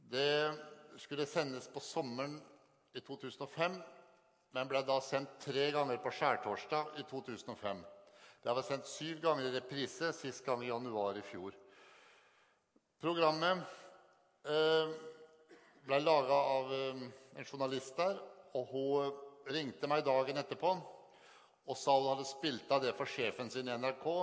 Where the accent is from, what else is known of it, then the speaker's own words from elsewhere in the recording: Sarpsborg, Østfold, Norway; Jeg kommer fra Sarpsborg.